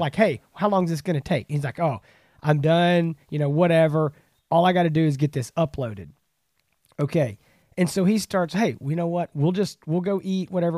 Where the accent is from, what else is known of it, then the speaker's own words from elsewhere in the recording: East Texas, United States; we're both from East Texas